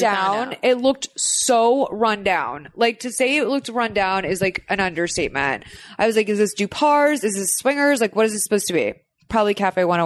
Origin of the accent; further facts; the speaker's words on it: Boston, Massachusetts, United States; I'm from Boston